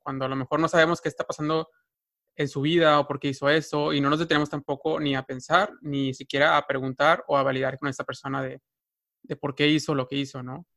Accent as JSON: {"language": "Spanish", "country": "Mexico"}